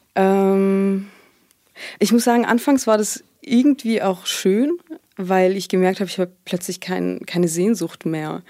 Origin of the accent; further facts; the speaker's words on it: Heilbronn, Baden-Württemberg, Germany; also born or lived in Sweden / Tübingen; ich komme aus Heilbronn auch, wenn man das so sagen kann. Also ich habe hier die meiste Zeit meines Lebens verbracht